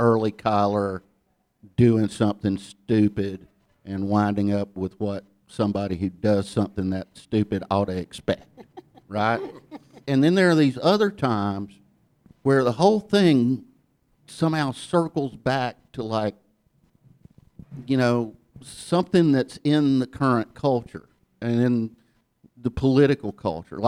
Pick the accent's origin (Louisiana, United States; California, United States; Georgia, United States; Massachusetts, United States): Georgia, United States; Ellijay; accent: Southern; moved away as an adult; also born or lived in New York; I grew up in Ella J, Georgia